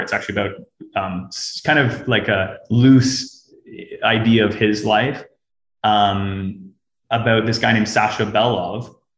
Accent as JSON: {"language": "English", "country": "Canada", "moved": "as an adult", "lives_now": "Russia", "said": "I'm Canadian"}